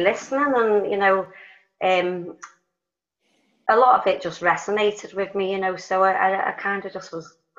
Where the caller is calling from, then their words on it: Liverpool, North West England, United Kingdom; From Liverpool, UK.